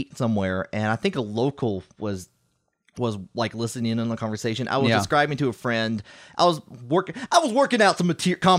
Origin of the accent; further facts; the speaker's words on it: Tennessee, United States; I know. It's like, and first of all, I'm from Tennessee. I don't like apparently I sound Yankee.